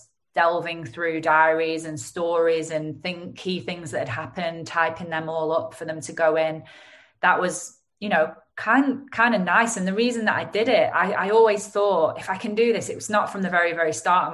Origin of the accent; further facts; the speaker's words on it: Lancashire, North West England, United Kingdom; accent: Lancashire; my Lancashire accent